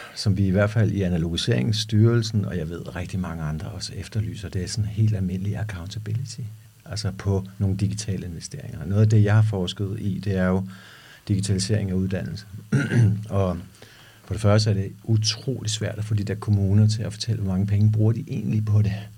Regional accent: Denmark; vi danskere

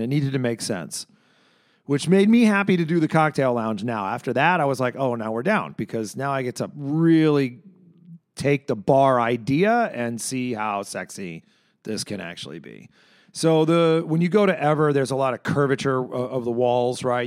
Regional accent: Chicago, Illinois, United States; I'm a Chicagoan.

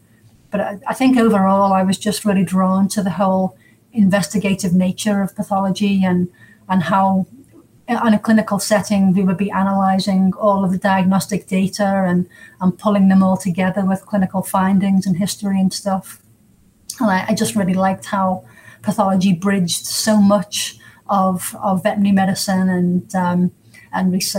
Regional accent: England, United Kingdom; moved away as an adult; also born or lived in United States; now in Surrey, United Kingdom; I'm English

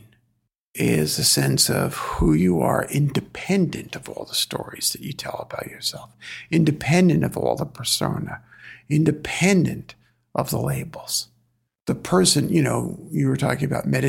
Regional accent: New York City, New York, United States; I'm from Flatbush, Brooklyn

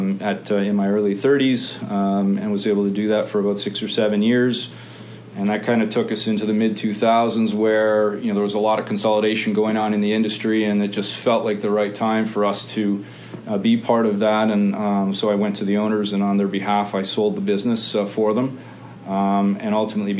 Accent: Hamilton, Ontario, Canada; I came from Hamilton, so I'm a Hamilton boy.

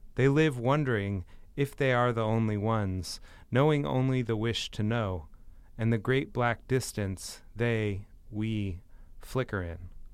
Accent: United States; as an American

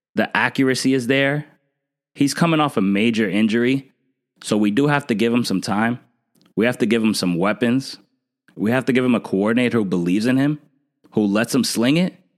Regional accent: New Jersey, United States; I'm from New Jersey, and I'm still currently living here

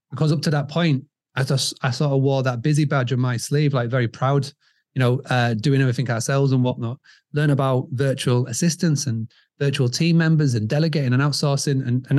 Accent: Scarborough, Yorkshire and the Humber, United Kingdom; So as you can tell from the accent, I'm from over the pond. I'm from England, from a little town called Scarborough in the northeast of England.

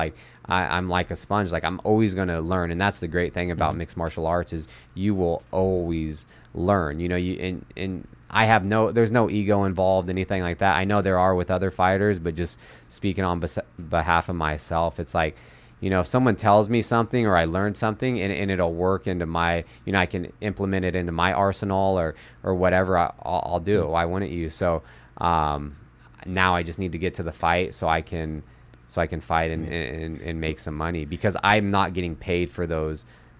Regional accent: Sacramento, California, United States; born or raised there

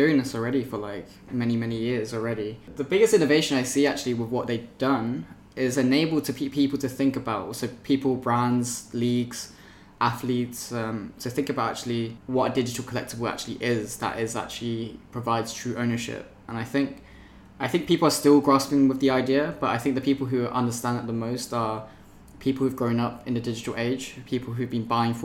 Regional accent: Oxfordshire, South East England, United Kingdom; I grew up in Oxfordshire.

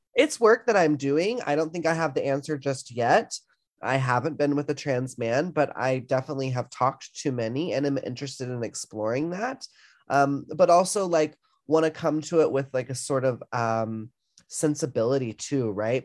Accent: the South, United States; growing up in the South

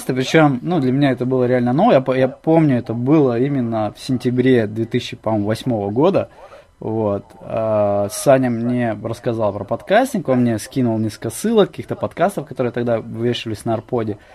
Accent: Ust-Nera, Sakha Republic, Russia; also born or lived in Crimea; Ну вообще, я родился в Крыму, но когда мне было полгода, меня родители увезли в Якутию, на север, в Ямиконский район, поселок Уснера, вот, где я прожил 9 лет.

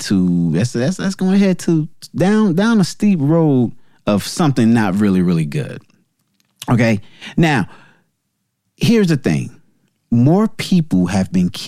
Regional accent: New Jersey, United States; New Jersey, my home state

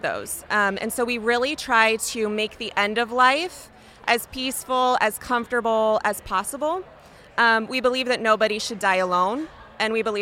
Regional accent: Indianapolis, Indiana, United States; Indianapolis, which is my hometown

